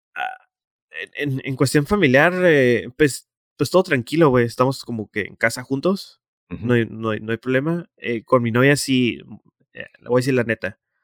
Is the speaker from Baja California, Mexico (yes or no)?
yes; Tijuana, Baja California, Mexico; estoy en mi ciudad